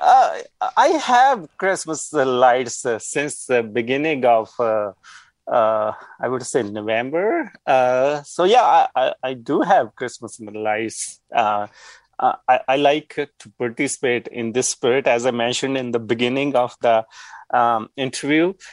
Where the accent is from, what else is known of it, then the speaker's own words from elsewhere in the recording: Punjab, India; moved away as an adult; now in Yukon, Canada; I grew up in Punjab